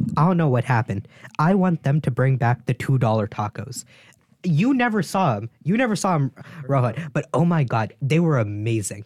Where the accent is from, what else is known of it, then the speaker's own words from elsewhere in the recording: East Coast, Northeast, United States; moved away; I'm from the East Coast, like, Northeast.